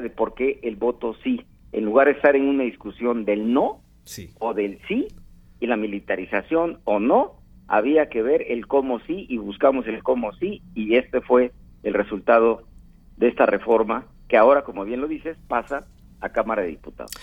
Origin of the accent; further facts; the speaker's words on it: Guerrero, Mexico; Yo soy de Guerrero